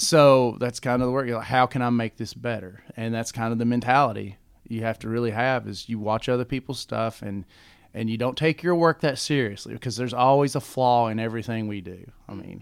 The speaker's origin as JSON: {"language": "English", "town": "London", "region": "Kentucky", "country": "United States", "also_born_or_lived": "Lexington, Kentucky", "said": "I'm from Kentucky, yeah. I'm originally from London and, and moved to Lexington, went on to college"}